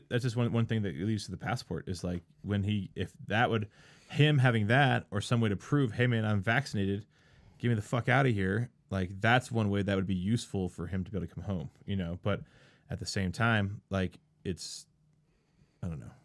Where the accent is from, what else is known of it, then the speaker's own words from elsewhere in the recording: East Coast, United States; moved away; I'm from the East Coast